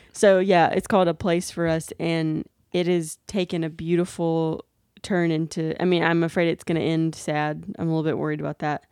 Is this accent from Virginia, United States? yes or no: no; Daphne, Alabama, United States; We were also in my hometown